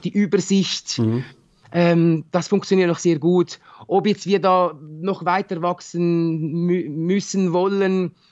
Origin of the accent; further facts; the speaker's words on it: Winterthur, Zurich, Switzerland; ich bin in, in Winterthur bin ich zur Schule gegangen, äh, ich habe meine Lehre hier absolviert, man, man kennt schon sehr viele Leute.